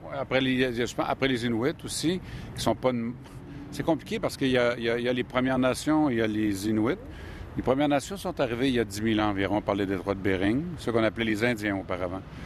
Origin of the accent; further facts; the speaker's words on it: Alma, Quebec, Canada; Moi, je suis né à Alma, qui est à une heure euh, de route environ de Machtoyat, qui est la communauté où euh, est ma famille. J'ai grandi à l'extérieur euh, de la communauté